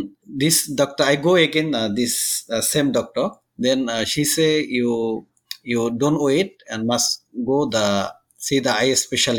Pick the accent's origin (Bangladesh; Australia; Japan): Bangladesh; moved away as an adult; now in Singapore; I am 32 years old and I'm from Bangladesh.